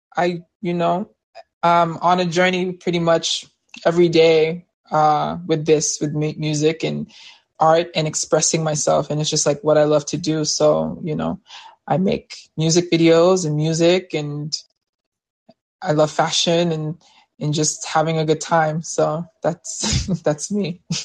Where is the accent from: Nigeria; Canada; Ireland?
Nigeria; I'm from Nigeria